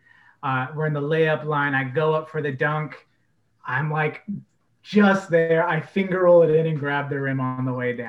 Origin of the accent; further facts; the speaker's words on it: Oregon, United States; also born or lived in Orlando, Florida; I was raised pretty much exclusively in Oregon. I moved around a lot my first 2 years, but my only memories are in Oregon